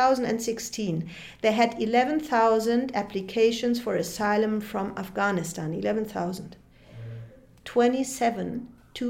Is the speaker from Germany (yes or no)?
yes; Germany